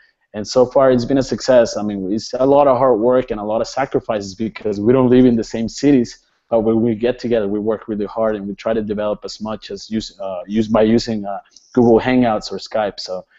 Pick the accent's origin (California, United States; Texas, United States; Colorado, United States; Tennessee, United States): Texas, United States; McAllen; also born or lived in Austin, Texas; So I grew up in South Texas, in McAllen, Texas